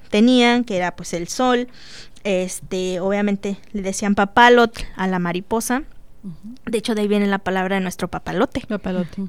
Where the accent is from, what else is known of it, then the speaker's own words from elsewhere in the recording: Monterrey, Nuevo León, Mexico; now in Celaya, Mexico; allá en mi tierra en Monterrey